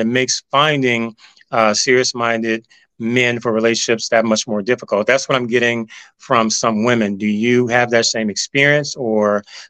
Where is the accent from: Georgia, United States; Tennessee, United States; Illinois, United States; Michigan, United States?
Tennessee, United States; Memphis; moved away as an adult; now in Atlanta, United States; because, you know, I've been in Atlanta for about 26 years. I'm originally from Memphis. I came down here for college and I just stayed.